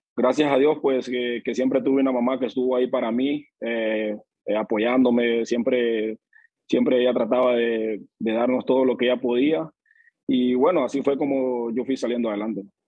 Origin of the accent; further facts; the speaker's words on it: Río Esteban, Colón, Honduras; moved away as an adult; yo nací en Río Esteban, Río Esteban Colón se llama mi pueblo, eso es en el municipio de Balfate